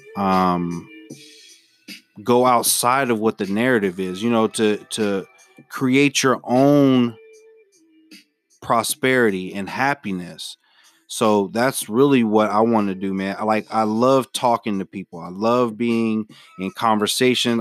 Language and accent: English; Memphis, Tennessee, United States; moved away; I'm originally from Memphis, Tennessee